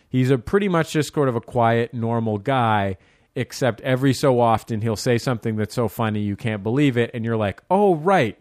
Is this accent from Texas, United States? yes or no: no; San Francisco, California, United States; I'm from San Francisco, the greatest city in the world